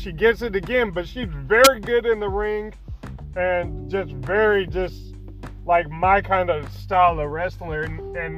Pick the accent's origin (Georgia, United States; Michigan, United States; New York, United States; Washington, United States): Georgia, United States; Atlanta; I'm from Atlanta, Georgia, born and raised.